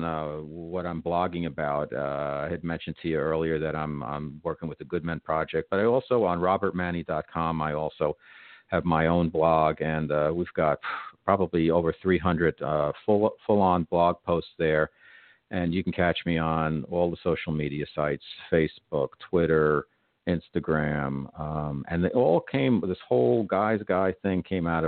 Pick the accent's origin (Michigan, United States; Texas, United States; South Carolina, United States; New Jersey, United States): New Jersey, United States; I'm from New Jersey, and I wasn't raised on pork roll